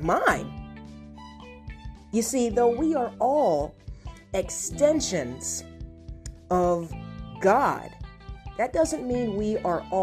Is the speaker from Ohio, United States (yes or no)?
yes; Ohio, United States; moved away as an adult; also born or lived in Chicago, Illinois / Los Angeles, California; now in California, United States; I am from the Midwest, from Ohio.